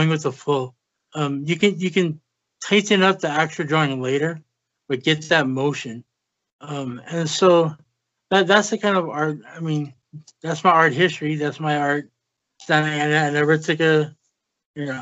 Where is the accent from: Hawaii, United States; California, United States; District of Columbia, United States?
Hawaii, United States; moved away as an adult; now in Las Vegas, United States; I'm actually from Hawaii